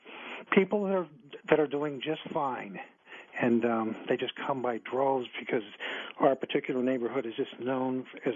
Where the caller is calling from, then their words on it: Myrtle Beach, South Carolina, United States; Now, I'm calling from Myrtle Beach in South Carolina